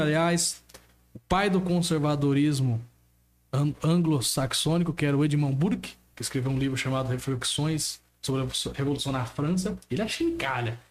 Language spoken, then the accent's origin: Portuguese; Brazil; Como brasileiros